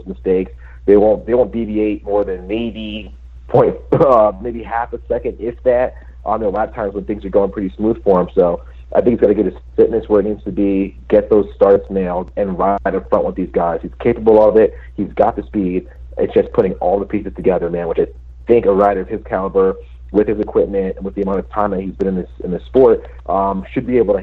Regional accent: New England, United States; I'm from New England

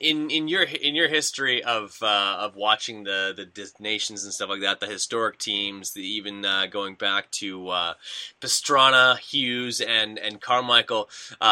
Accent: Canada; I'm Canadian

